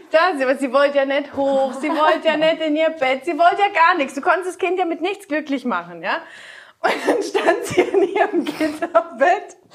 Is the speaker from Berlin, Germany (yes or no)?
no; Rhineland-Palatinate, Germany; Na, ich, sag, ich komme aus der Vorderpfalz zu Mannheim.